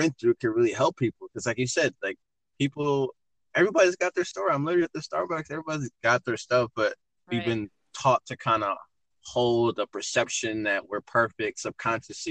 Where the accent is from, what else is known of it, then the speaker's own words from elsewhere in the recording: Michigan, United States; moved away as an adult; also born or lived in Phoenix, Arizona; I'm originally from Michigan, but I'm in love with Arizona